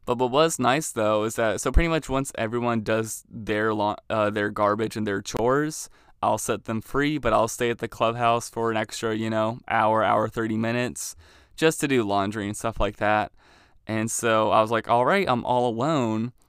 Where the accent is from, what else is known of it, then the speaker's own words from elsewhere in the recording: Maryland, United States; moved away as an adult; now in Youngstown, United States; I'm from Maryland